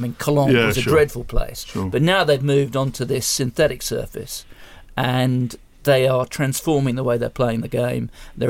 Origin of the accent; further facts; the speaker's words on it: Leicester, East Midlands, United Kingdom; It is a matter of fact that I was born in Leicester.